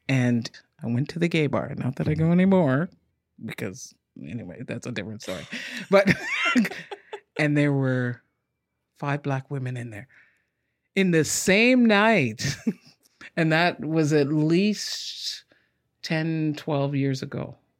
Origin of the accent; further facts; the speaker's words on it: Ontario, Canada; also born or lived in England / Ottawa; now in Victoria, Canada; I grew up in Ontario, born in England, been in Canada since I've been five